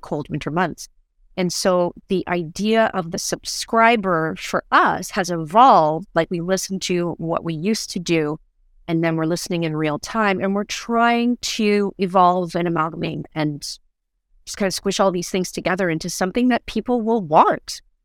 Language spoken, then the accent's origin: English; Canada; we're Canadian and we all understand snow suits